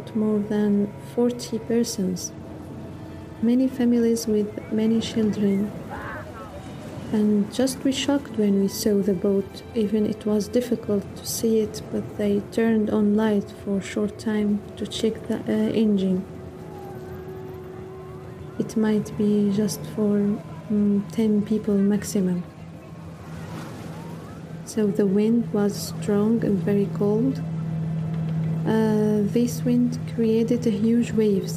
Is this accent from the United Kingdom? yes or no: no; Syria; moved away as an adult; I'm 28 years old. I come from Syria